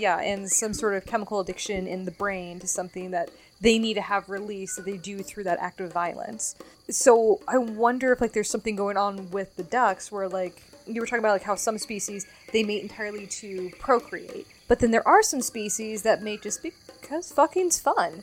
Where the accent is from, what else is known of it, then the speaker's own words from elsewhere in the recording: Nevada, United States; growing up in Nevada